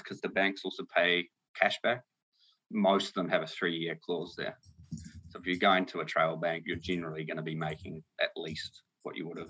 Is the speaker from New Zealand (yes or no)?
yes; Nelson, New Zealand; I grew up in New Zealand, Nelson, New Zealand, to be exact. Come from a large family. I'm the youngest of seven